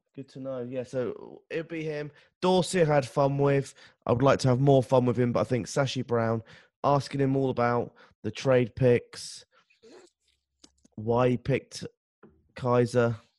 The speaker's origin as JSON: {"language": "English", "region": "England", "country": "United Kingdom", "said": "me being English"}